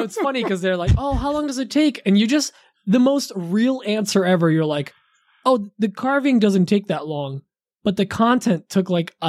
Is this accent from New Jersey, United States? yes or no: yes; New Jersey, United States; I'm from Jersey.